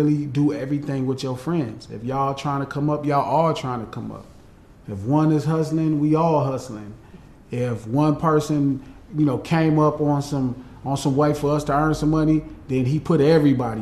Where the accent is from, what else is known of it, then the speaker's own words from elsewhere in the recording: Compton, California, United States; also born or lived in Watts, Los Angeles; I grew up in Compton and Watts because my mom and my dad broke up when I was younger